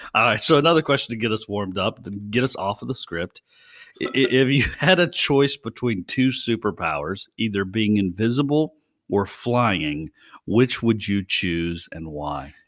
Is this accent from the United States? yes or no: yes; West Virginia, United States; I'm from West Virginia